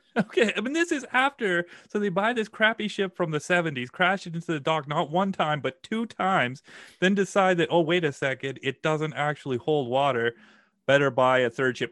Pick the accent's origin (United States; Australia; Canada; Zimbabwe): Canada; Saskatchewan; I'm from Saskatchewan. I don't have a lot of, like, nautical experience. You know, we're pretty landlocked here